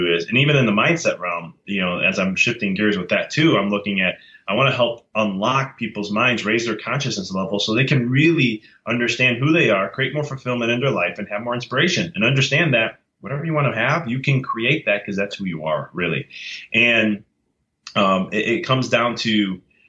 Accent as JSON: {"language": "English", "country": "United States", "said": "I'm from America, but my dad's from Italy. And but I was raised Italian."}